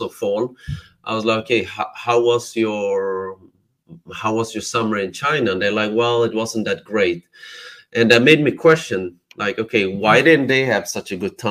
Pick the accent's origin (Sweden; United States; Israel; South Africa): Sweden; now in Barcelona, Spain; I'm born and raised in Sweden, but my parents are from Cambodia